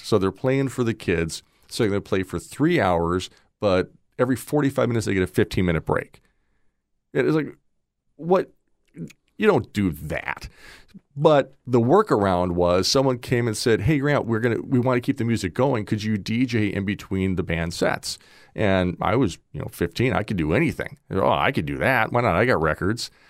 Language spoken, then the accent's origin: English; Wauwatosa, Wisconsin, United States; also born or lived in Nashville, Tennessee; now in Naples, United States; I was born in Nashville, But before I was old enough to have a vote, we moved back to Milwaukee, and I grew up in a suburb outside of, uh, uh, Milwaukee called Wauwatosa